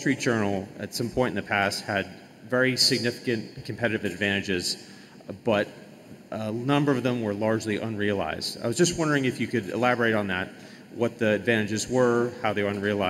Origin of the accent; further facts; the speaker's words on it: South Dartmouth, Massachusetts, United States; I'm from South Dartmouth, Massachusetts.